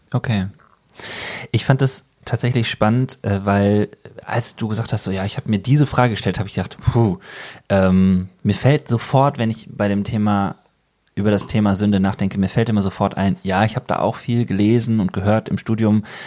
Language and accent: German; Bergisches Land, North Rhine-Westphalia, Germany; now in Ruhr area, Germany; ich komme aus dem Bergischen und da sagt man eher so Birne